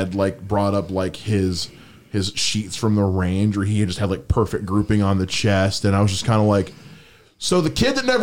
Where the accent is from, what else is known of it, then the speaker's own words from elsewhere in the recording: Columbia, South Carolina, United States; moved away; I'm from Columbia, which is where the real USC is